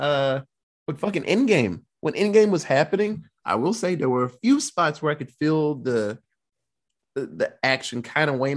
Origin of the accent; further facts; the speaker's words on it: United States; we're American